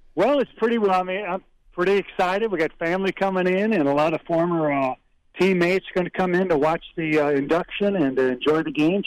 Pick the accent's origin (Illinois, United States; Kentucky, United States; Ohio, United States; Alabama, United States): Illinois, United States; moved away; I'm from Illinois.